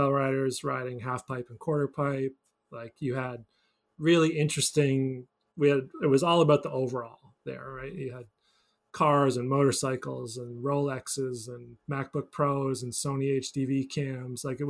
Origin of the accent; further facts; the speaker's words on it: Newfoundland and Labrador, Canada; now in Vermont, United States; I grew up in Newfoundland